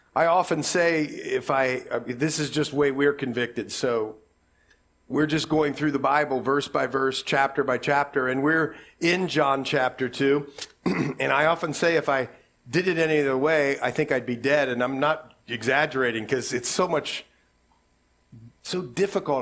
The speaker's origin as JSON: {"language": "English", "town": "Columbus", "region": "Ohio", "country": "United States", "said": "We're from Columbus"}